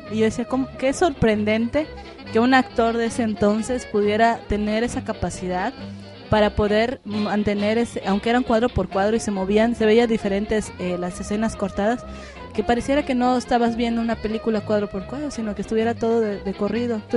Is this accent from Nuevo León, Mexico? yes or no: no; Yucatán, Mexico; sí, soy de Yucatán, orgullo.